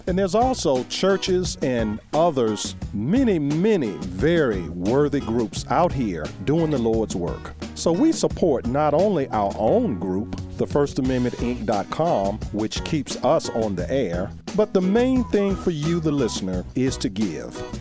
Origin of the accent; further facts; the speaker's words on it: Charles City County, Virginia, United States; moved away; my hometown since I left.